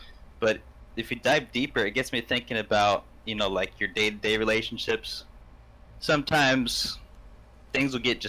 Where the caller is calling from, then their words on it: Beaverton, Oregon, United States; Beaverton, Oregon.